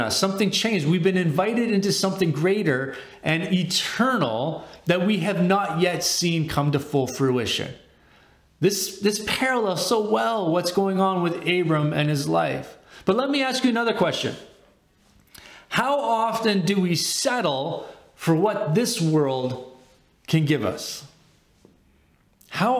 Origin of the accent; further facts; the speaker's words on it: Winnipeg, Manitoba, Canada; moved away as an adult; also born or lived in Dallas, Texas; I grew up in Winnipeg. My high school years from grade 8 to 12 were in Winnipeg